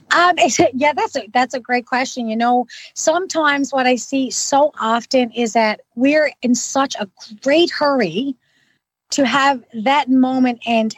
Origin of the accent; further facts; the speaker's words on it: Newfoundland and Labrador, Canada; now in Ottawa, Canada; I'm originally from Newfoundland. Now I've been gone for quite a long time